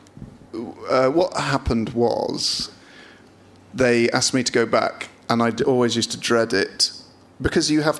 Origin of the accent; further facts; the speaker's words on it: Bristol, South West England, United Kingdom; I was born in Southmead Hospital